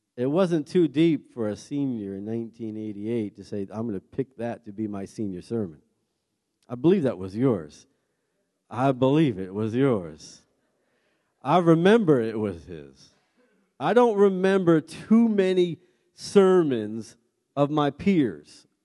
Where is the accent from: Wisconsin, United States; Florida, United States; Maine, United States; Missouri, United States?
Maine, United States; we're, we're from Maine